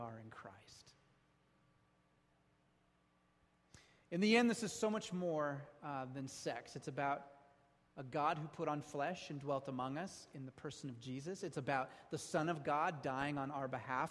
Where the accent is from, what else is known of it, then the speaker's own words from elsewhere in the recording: United States; We're American.